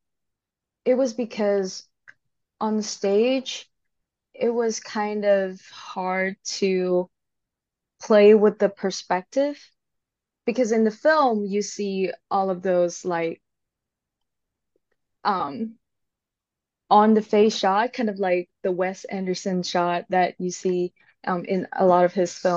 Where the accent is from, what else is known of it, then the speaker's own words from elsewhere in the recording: Hong Kong; moved away as an adult; now in Seattle, United States; I am originally from Hong Kong.